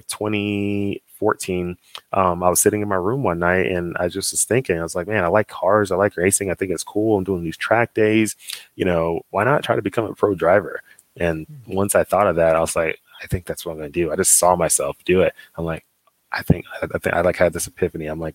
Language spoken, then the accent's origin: English; Dallas, Texas, United States; moved away as an adult; I'm from Dallas, Texas, and I grew up in Dallas.